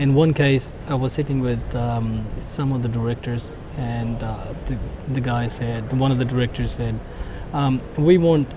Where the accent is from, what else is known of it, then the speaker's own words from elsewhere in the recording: India; moved away; also born or lived in Singapore; I was born in India